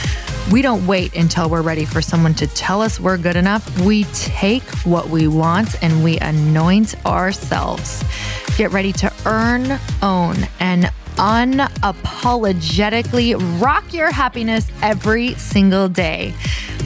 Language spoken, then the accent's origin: English; Midwest, United States; now in California, United States; I'm from the Midwest